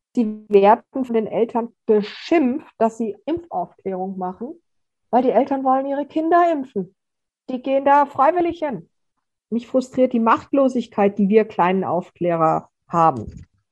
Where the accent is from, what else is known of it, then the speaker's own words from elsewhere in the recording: Austria; bei uns in Österreich